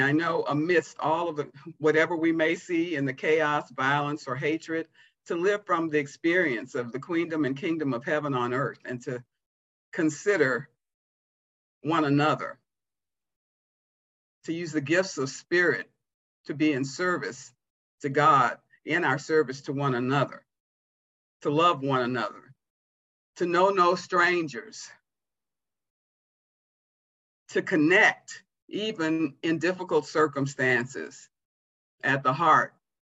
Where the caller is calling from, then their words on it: Providence, Rhode Island, United States; but I'm with you from Providence, Rhode Island.